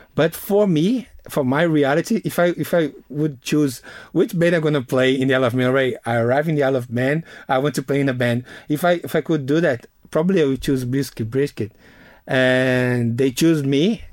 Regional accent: Northeast Region, Brazil; English is a second language; moved away; my hometown, is a, a, a place, Northeast Brazil

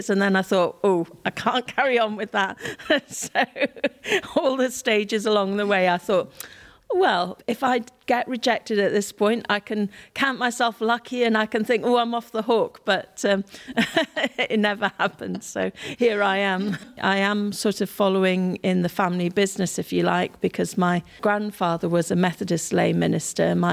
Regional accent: India; Certainly, growing up in India has given me a, a strong sense of justice and injustice, of poverty and not taking what we have for granted

